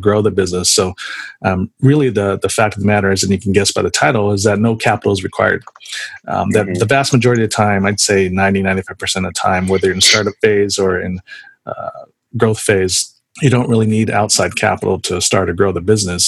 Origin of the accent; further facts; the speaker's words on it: San Jose, California, United States; I grew up in San Jose, so I'm definitely a Warriors fan